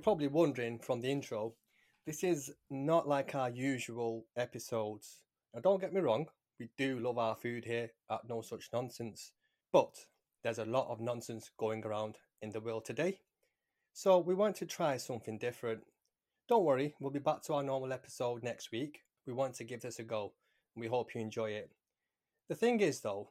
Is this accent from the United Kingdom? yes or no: yes; United Kingdom; I see myself as British born